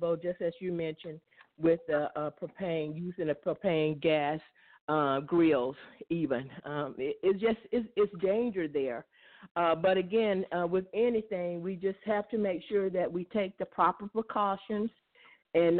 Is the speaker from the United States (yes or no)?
yes; Mississippi, United States; I grew up in Mississippi